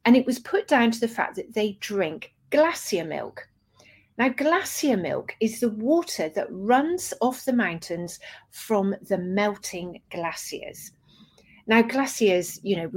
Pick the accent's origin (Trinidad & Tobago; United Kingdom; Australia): United Kingdom; Dorset, South West England; I grew up in Dorset